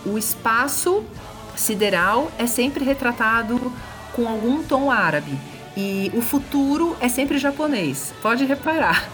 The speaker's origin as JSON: {"language": "Portuguese", "region": "São Paulo", "country": "Brazil", "said": "eu sou de São Paulo."}